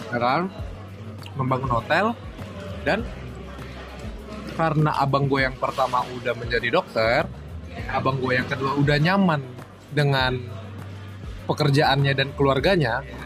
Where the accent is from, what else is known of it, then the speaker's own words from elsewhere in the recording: Jakarta, Indonesia; born there; apalagi gue dari lahir di Jakarta